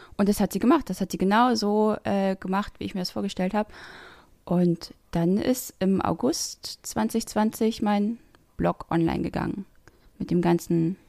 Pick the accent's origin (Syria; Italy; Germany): Germany; the East, eastern Germany; ich bin halt kein norddeutsches Mädchen. Ich komme äh, aus dem Osten